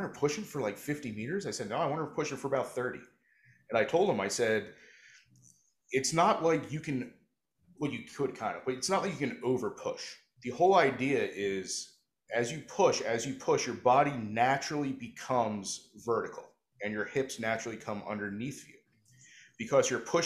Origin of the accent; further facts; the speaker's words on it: New Jersey, United States; I'm from South Jersey